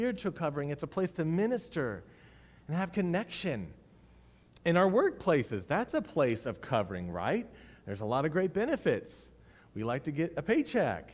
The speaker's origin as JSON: {"language": "English", "country": "United States", "said": "we are American citizens."}